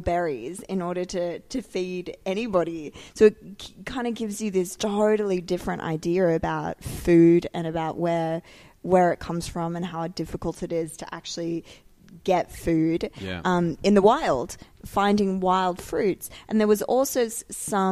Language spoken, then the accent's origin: English; Sydney, New South Wales, Australia; moved away as an adult; now in Dubai, United Arab Emirates; growing up in Sydney, I lived in the ocean